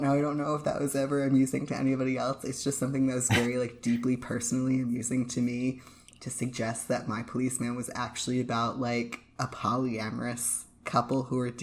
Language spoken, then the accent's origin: English; United States; being an American